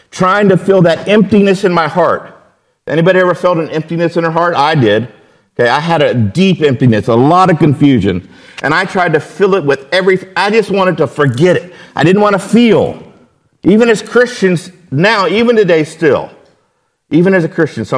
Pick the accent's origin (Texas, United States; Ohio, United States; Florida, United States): Florida, United States; West Palm Beach; moved away as an adult; also born or lived in Japan; I'm from South Florida. I grew up in West Palm Beach.